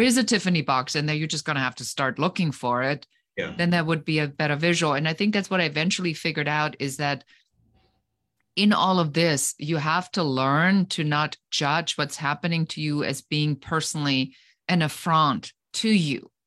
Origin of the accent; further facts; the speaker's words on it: Germany; moved away as an adult; now in United States; I am originally from Germany, so I am an immigrant uh, living currently